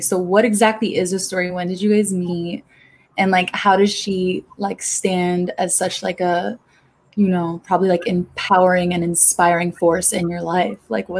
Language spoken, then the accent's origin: English; New York City, New York, United States; also born or lived in Los Angeles; I'm from New York. Like I'm originally from the Bronx.